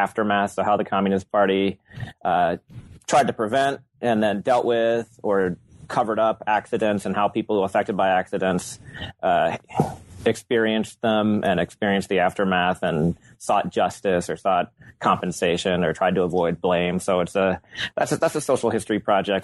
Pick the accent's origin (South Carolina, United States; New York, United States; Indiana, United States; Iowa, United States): Iowa, United States; moved away as an adult; also born or lived in Portland, Oregon; I grew up in Iowa